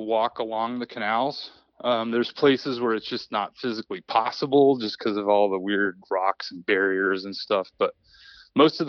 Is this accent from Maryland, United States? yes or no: no; Springfield, Missouri, United States; now in Islamorada, United States; I grew up actually right outside of Springfield